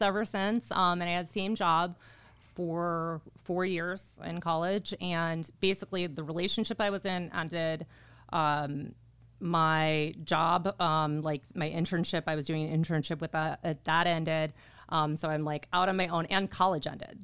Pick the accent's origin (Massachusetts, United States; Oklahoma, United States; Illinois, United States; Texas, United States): Illinois, United States; Orland Park; moved away as an adult; also born or lived in Chicago, Illinois; now in Arizona, United States; I'm from Orland Park, Illinois